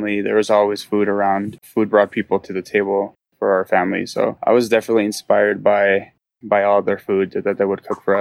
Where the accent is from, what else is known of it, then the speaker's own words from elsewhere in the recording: Denver, Colorado, United States; also born or lived in El Paso, Texas; I was born in El Paso, Texas, and I lived there for a little bit of my childhood, and then I actually spent a lot of my childhood in Denver as well